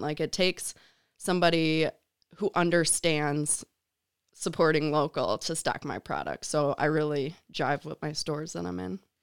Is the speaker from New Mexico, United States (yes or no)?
no; Chicago, Illinois, United States; moved away as an adult; also born or lived in Grand Rapids, Michigan; I'm from Chicago